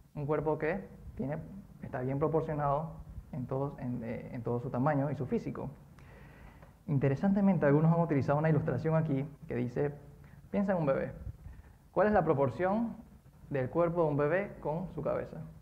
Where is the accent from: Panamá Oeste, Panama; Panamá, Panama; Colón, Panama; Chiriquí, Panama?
Colón, Panama; Cuando era pequeño yo vivía en Colón